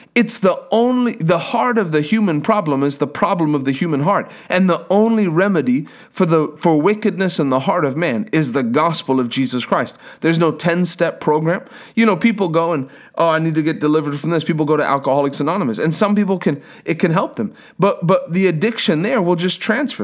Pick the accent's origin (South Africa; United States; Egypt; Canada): South Africa; I'm from South Africa